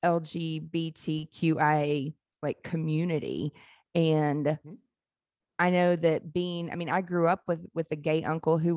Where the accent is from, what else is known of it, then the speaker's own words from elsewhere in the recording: Mississippi Gulf Coast, United States; I grew up around it in the South, on the Mississippi Gulf Coast